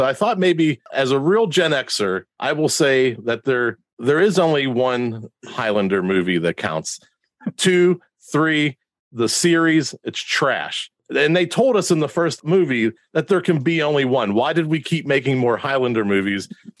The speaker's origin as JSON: {"language": "English", "town": "Pittsburgh", "region": "Pennsylvania", "country": "United States", "said": "I'm from Pittsburgh"}